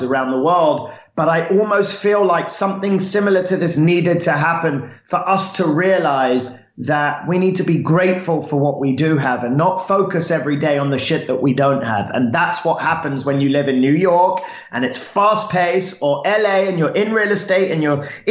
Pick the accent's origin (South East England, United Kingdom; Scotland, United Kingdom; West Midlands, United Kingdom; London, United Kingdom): London, United Kingdom; now in Los Angeles, United States; Born and raised in London, in an area called St. John's Wood, which is northwest London. And yeah, I'm a Londoner